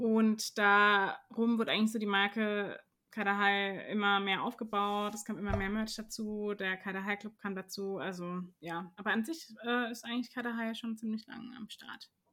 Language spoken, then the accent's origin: German; Karlsruhe, Baden-Württemberg, Germany; ich bin auch Karlsruherin durch und durch, äh, aufgewachsen in Karlsruhe, in Karlsruhe studiert